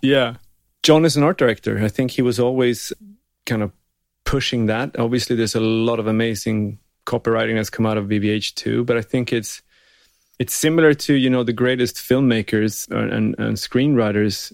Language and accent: English; Gällivare, Norrbotten County, Sweden; now in Los Angeles, United States; I'm from Sweden, but not only. I'm from north of the wall. I'm way up north.